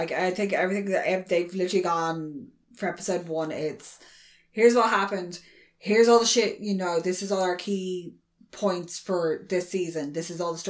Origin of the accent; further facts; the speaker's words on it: Ireland; being Irish